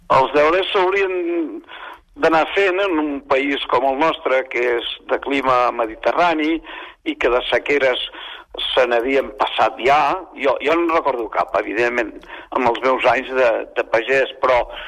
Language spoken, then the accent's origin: Catalan; Catalonia, Spain; som catalans